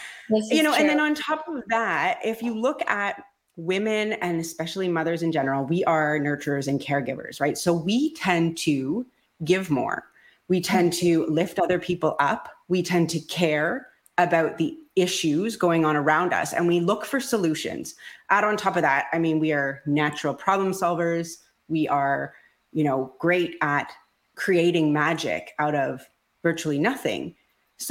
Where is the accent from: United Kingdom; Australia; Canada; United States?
Canada; Ontario; I am from Ontario, Canada